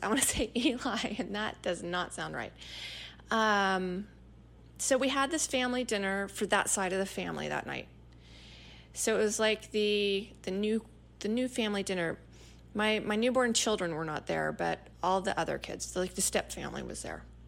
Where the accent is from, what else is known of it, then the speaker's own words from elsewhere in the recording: East Texas, United States; accent: East Texas; my East Texas accent